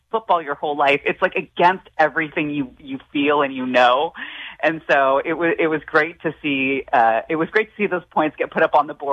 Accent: San Francisco, California, United States; now in Los Angeles, United States; I'm from San Francisco.

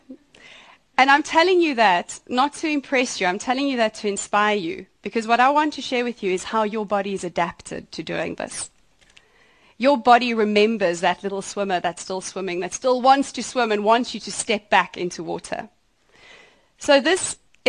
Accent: outside Johannesburg, Gauteng, South Africa; moved away; also born or lived in Sweden; I was born outside Johannesburg, and I grew up on a horse farm.

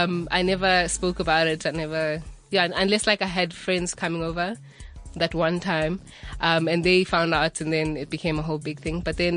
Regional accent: Soweto, Gauteng, South Africa; I am 23. I'm from Soweto, Deep Kloof to be exact.

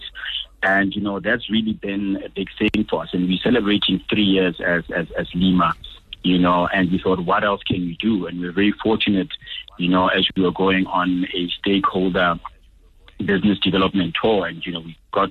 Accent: Botswana; now in South Africa; growing up in Botswana allowed us to get involved in a lot of big projects

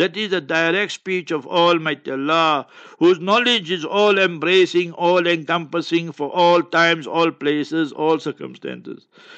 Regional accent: Palestine; born there; I was born in Palestine, for example. Now I want to renew my passport. You say, no, the Palestine must be removed.

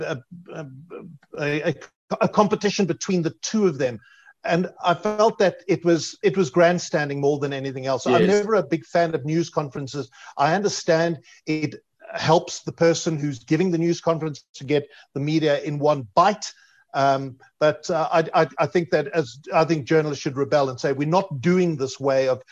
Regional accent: Edenvale, Gauteng, South Africa; I grew up in Edenvale

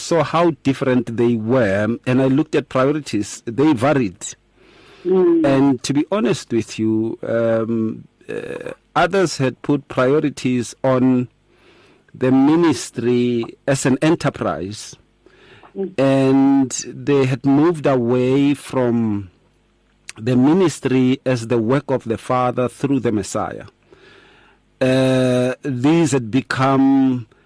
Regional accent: Atteridgeville, Gauteng, South Africa; growing up in Attridgeville.

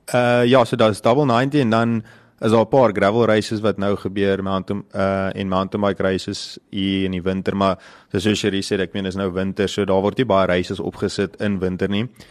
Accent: Middelburg, Mpumalanga, South Africa; now in Pretoria, South Africa; ek is eintlik van Middelburg af, maar ek ja. is op die oomblik nou in Pretoria.

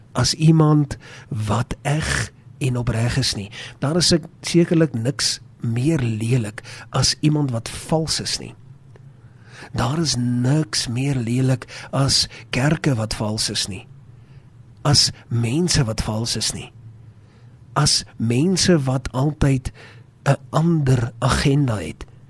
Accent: South Africa; ons het groot geword in Suid-Afrika met die woord van God

